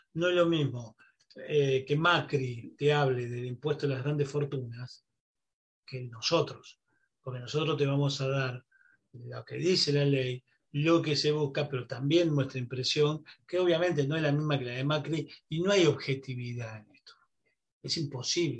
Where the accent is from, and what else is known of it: Argentina